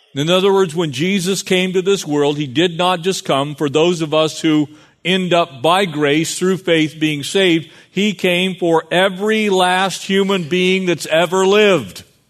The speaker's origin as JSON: {"language": "English", "area": "San Diego County", "region": "California", "country": "United States", "tie": "born or raised there", "said": "growing up in San Diego County"}